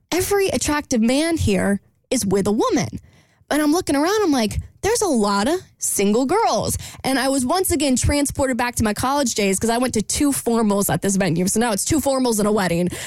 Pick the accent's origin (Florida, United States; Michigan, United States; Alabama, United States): Florida, United States; Jacksonville; my hometown of Jacksonville